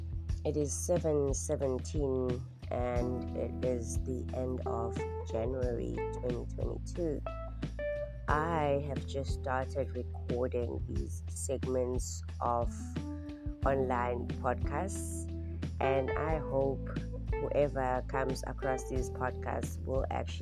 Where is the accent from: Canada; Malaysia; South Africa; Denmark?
South Africa; Durban, KwaZulu-Natal; I am originally from Durban, South Africa. I've moved around the country quite a bit, South Africa